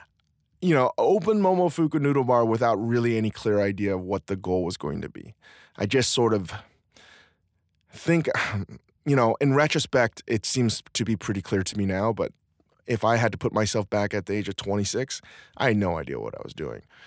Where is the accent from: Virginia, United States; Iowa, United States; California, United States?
Virginia, United States; Northern; I was raised in the Northern Virginia, D C area